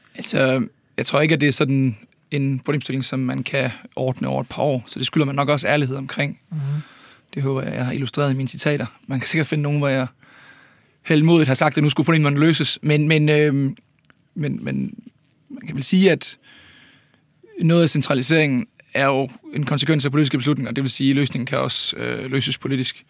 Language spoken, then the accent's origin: Danish; Ølgod, Southern Denmark, Denmark; Jeg er selv fra Ølgod